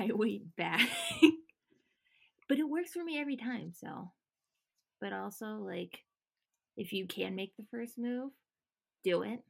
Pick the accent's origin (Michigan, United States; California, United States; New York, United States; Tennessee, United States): California, United States; the Bay Area; I'm 25. And I am from the Bay Area.